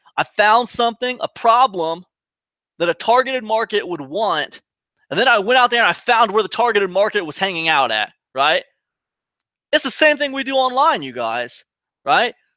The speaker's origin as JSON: {"language": "English", "region": "Ohio", "country": "United States", "also_born_or_lived": "Rhode Island", "moved": "as an adult", "said": "I'm from Ohio originally"}